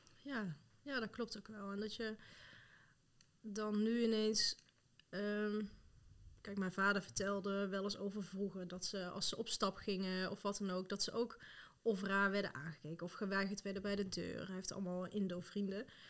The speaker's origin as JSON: {"language": "Dutch", "town": "Tilburg", "region": "North Brabant", "country": "Netherlands", "tie": "born or raised there", "also_born_or_lived": "Rotterdam / Amsterdam / Zutphen", "moved": "as an adult", "lives_now": "Voorst, Netherlands", "said": "Ik kom zelf uit Tilburg, ben daar geboren en getogen"}